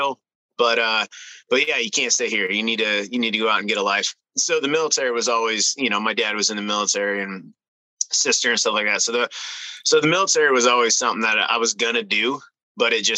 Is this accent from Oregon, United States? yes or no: yes; Lowell, Oregon, United States; moved away as an adult; originally I'm from Oregon and grew up in a small town outside of Eugene, Lowell, Oregon.